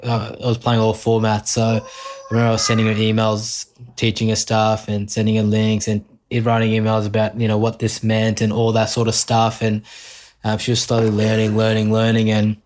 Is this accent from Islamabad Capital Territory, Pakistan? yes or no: yes; Islamabad, Islamabad Capital Territory, Pakistan; born there; All my family's from Karachi. I was born in Islamabad because my dad moved for work.